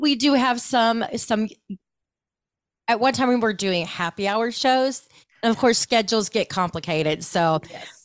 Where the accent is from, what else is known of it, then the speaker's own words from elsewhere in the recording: Ohio, United States; I grew up in Ohio